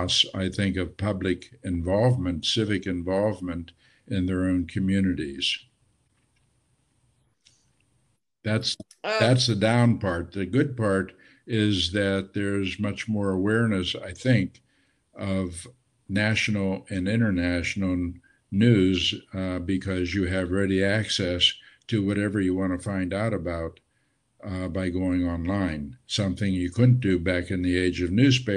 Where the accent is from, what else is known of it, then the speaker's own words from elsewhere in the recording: outside of Pittsburgh, western Pennsylvania, United States; my hometown, which was outside of Pittsburgh in western Pennsylvania